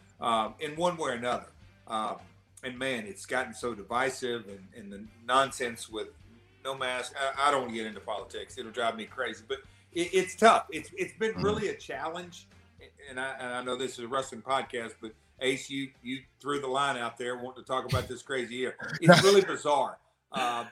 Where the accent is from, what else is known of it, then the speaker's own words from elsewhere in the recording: Nashville, Tennessee, United States; accent: southern; I'm from Nashville